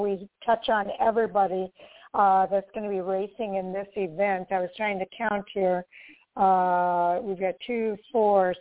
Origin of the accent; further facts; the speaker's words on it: Midwest, United States; I'm from the Midwest here